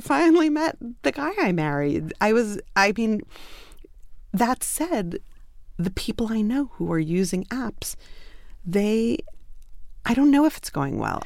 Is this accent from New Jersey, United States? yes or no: no; New York City, New York, United States; moved away; I'm from Brooklyn